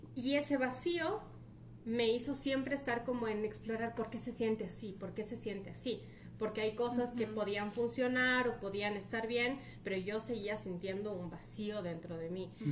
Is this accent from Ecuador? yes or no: yes; Ecuador; moved away; also born or lived in Argentina / Brazil; vengo curiosamente de una familia de padre colombiano, madre peruana, yo nací en Ecuador